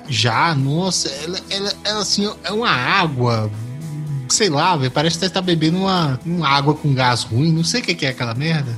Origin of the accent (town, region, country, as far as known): Brazil